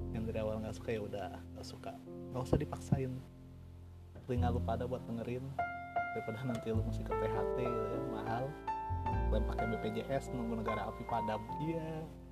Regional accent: Jakarta, Indonesia; Gue lahir di Jakarta

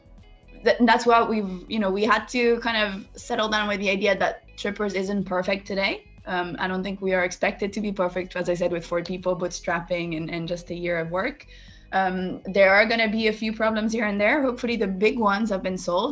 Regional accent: Monaco; moved away as an adult; also born or lived in United States; I come from Monaco, which is a small country

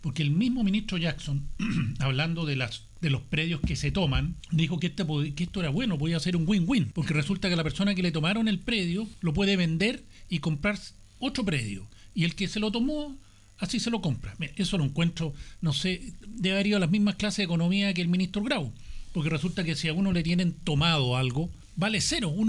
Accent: Chile; en el fondo somos todos chilenos

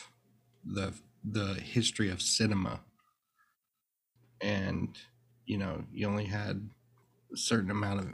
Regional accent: Searcy, Arkansas, United States; now in Austin, United States; I grew up in a small town in Arkansas, Searcy, Arkansas

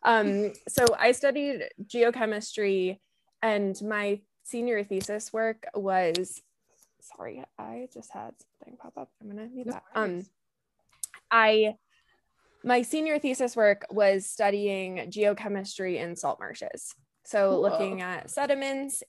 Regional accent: Connecticut, United States; also born or lived in Maine; I grew up in Connecticut

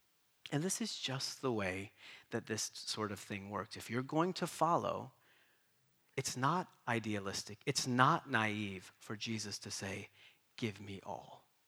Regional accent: East Coast, United States; also born or lived in Boston / Kentucky / North Carolina; now in San Diego, United States; how in the world did we get to San Diego? We grew up on the East Coast in a small mountain town. Everybody looked the same, thought the same, ate the same. We come to Boston, and then God leads us there for 11 years, and then he takes us to Kentucky

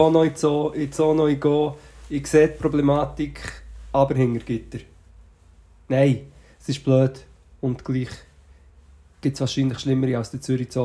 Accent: Portugal; moved away; also born or lived in Switzerland; ich bin sozusagen in Portugal aufgewachsen.

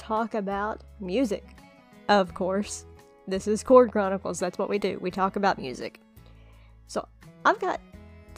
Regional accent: Kentucky, United States; I'm from Kentucky and I grew up listening to country music

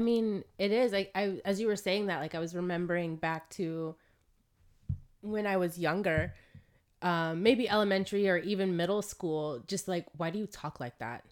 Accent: South Florida, United States; moved away; also born or lived in New York; I come from Florida

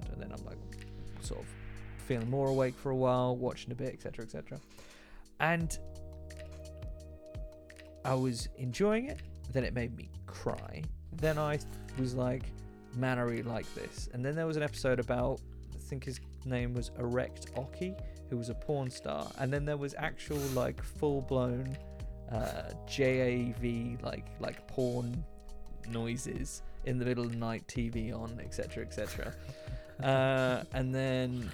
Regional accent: United Kingdom; I'm British

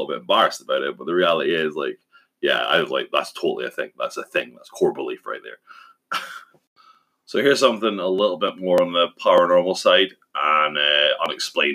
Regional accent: Scotland, United Kingdom; my hometown in Scotland

